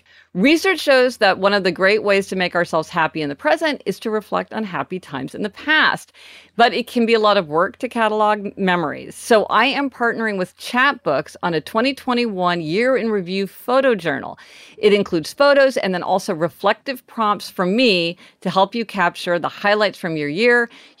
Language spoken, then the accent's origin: English; Midwest, United States; now in Los Angeles, United States; We grew up in the Midwest, so we were part of that whole thing of people getting their license on the day they turned 16.